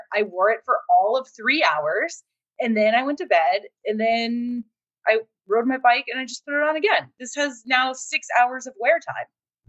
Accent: Ohio, United States; I'm from Ohio

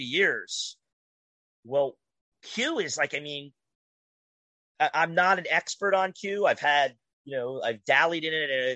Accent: New Jersey, United States; my home state of New Jersey

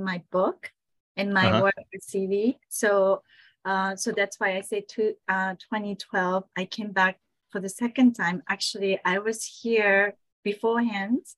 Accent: Saitama, Japan; moved away; also born or lived in Tokyo; I was born in Tokyo, grew up in Saitama, which is like suburbs of Tokyo.

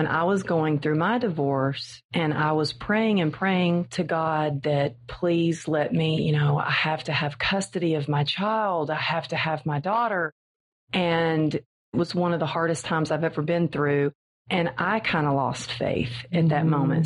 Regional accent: Texas, United States; I kind of always felt different growing up in Texas because it's the Bible Belt

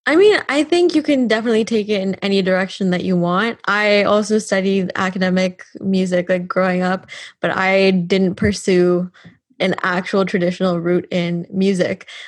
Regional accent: Canada; now in Dublin, Ireland

